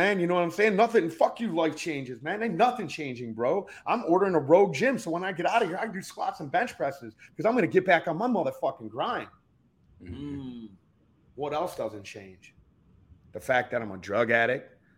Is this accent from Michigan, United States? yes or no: yes; Detroit, Michigan, United States; moved away as an adult; also born or lived in Key West, Florida; I'm from Detroit. I come from a fucking horribly violent fucking background